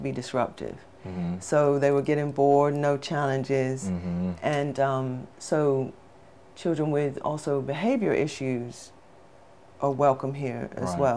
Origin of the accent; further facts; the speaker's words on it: England, United Kingdom; moved away; I'm from England, so in England we start school at 3 sometimes, so I started school at 3 years old